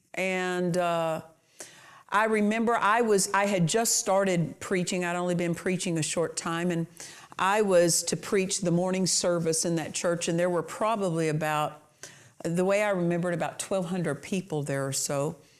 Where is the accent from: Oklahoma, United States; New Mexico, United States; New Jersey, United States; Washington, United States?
Oklahoma, United States; Southwest; I'm from Southwest Oklahoma, so these colloquial things we understand